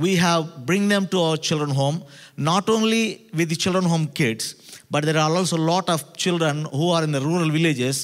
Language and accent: English; South India, India; I come all the way from South India.